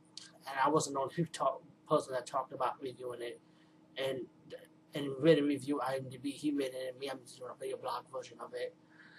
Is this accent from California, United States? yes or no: no; Bronx, New York, United States; I'm from the Bronx, trust me, I see a lot of crazy people, especially crazy old women looking like this.